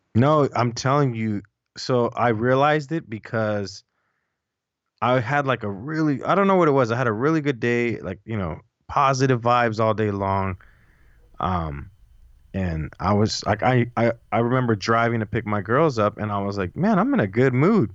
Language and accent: English; Los Angeles, California, United States; born or raised there